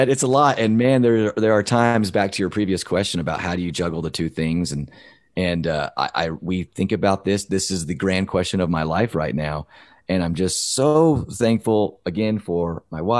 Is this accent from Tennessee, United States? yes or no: yes; Nashville, Tennessee, United States; moved away; also born or lived in Provo, Utah; we grew up in Nashville